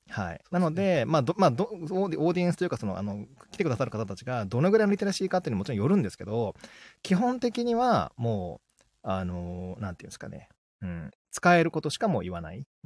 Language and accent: Japanese; Kagawa, Japan; moved away; うちの実家の香川